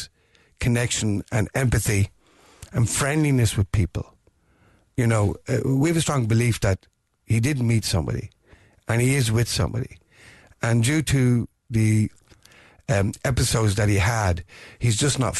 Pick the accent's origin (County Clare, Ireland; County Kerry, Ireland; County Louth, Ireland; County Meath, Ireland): County Meath, Ireland; moved away as an adult; now in Dublin, Ireland; I'm originally from County Meath, but I've been living in Dublin for the last 50 years